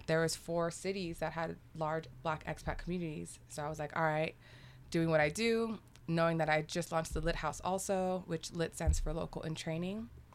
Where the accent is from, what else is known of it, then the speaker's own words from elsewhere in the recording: South Texas, United States; moved away as an adult; also born or lived in Qatar / Antigua; now in Mexico City, Mexico; I'm from the border. I'm from Texas, deep south